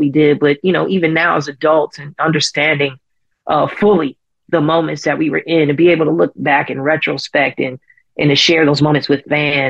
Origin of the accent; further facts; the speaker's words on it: Chicago, Illinois, United States; my hometown of Chicago